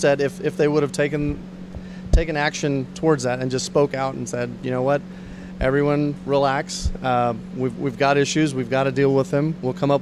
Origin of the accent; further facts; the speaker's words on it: Victoria, Texas, United States; also born or lived in India; I grew up in Victoria, Texas, small East Texas town